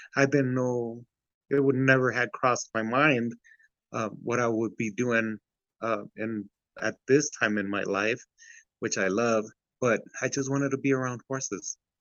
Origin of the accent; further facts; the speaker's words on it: Santa Ana, California, United States; also born or lived in Ciudad Juárez, Mexico; we ended up in uh, Santa Ana, California, in Garden Grove area